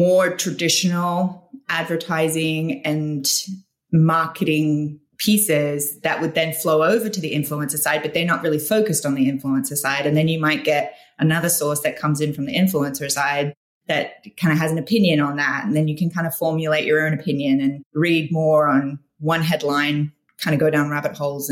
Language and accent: English; Australia; now in United States; as an expat, I'm Australian, so living in the States